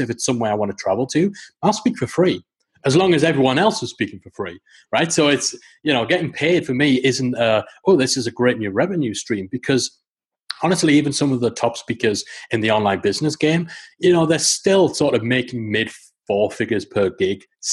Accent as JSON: {"language": "English", "town": "Newcastle upon Tyne", "region": "North East England", "country": "United Kingdom", "tie": "born or raised there", "said": "It's in Newcastle upon Tyne. I chose that location because it's my hometown."}